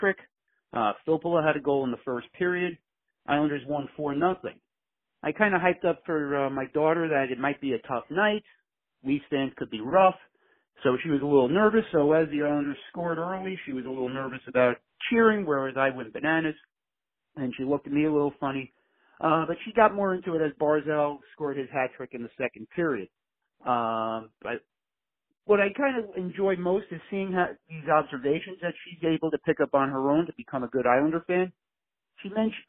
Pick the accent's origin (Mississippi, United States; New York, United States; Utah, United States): New York, United States; New York City; I'm from Glendale, Queens.